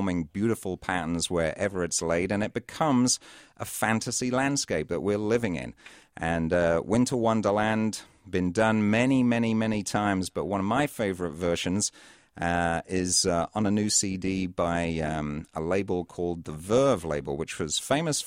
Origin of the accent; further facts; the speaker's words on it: Cambridge, East of England, United Kingdom; now in Minnesota, United States; I grew up just outside Cambridge in the UK